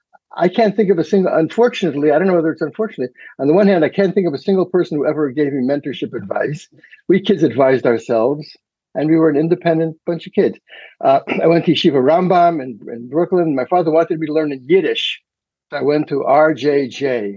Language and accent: English; Munich, Bavaria, Germany; So I don't know whether I was born in a DP camp. I was raised in Munich.